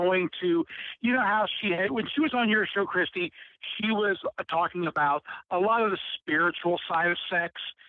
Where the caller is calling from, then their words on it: Cincinnati, Ohio, United States; from Cincinnati.